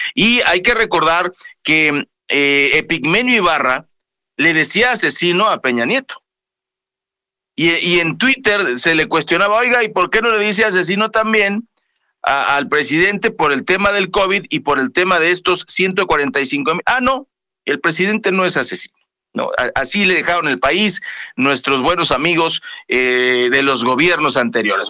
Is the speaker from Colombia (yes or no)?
no; Mexico; la experiencia que tenemos como mexicanos, pues no somos de Holanda